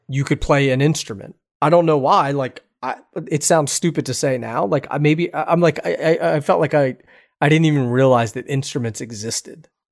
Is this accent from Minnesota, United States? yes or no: no; Philadelphia, Pennsylvania, United States; I'm from Philadelphia